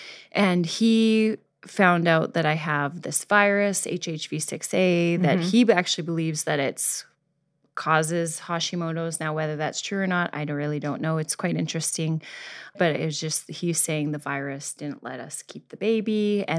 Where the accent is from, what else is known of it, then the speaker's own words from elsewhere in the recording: Canada; moved away; I moved here. I'm originally from Canada. I moved here